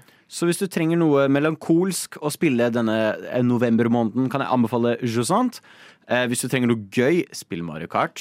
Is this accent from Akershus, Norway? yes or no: yes; Nittedal, Akershus, Norway; jeg er uh, fra Nittedal